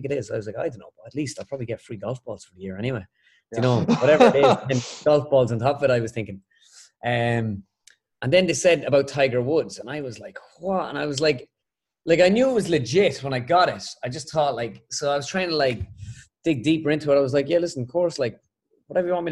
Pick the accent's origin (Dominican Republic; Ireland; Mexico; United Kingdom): Ireland; back home in Ireland